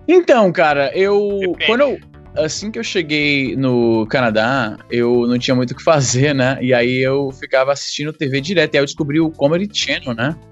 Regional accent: Brazil; Eu me lembro muito da minha infância lá no Jardim América

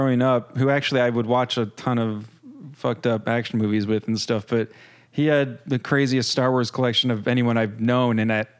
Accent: Northern California, United States; I'm from Northern California

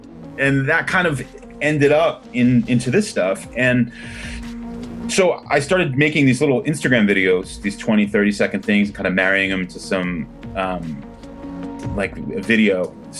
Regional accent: Freehold, New Jersey, United States; now in Los Angeles, United States; I grew up in New Jersey, right in between Philadelphia and New York, which was a great place to grow up now that I think about it.

